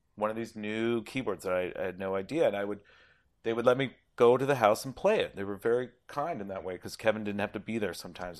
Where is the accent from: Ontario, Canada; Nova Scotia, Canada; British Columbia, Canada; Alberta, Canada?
Ontario, Canada; Toronto; I'm from Toronto